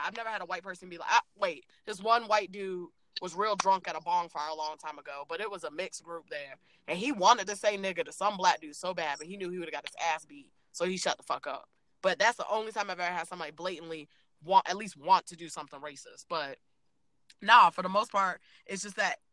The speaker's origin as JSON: {"language": "English", "region": "Virginia", "country": "United States", "said": "I'm from Virginia"}